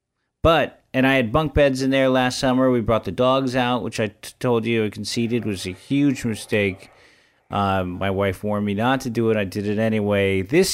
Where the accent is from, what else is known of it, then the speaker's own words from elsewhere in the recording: San Francisco, California, United States; I don't really know much about this because I grew up in San Francisco.